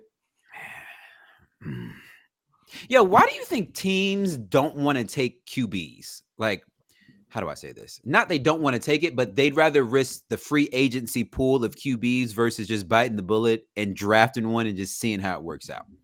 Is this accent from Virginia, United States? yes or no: yes; Virginia, United States; we're, we're from Virginia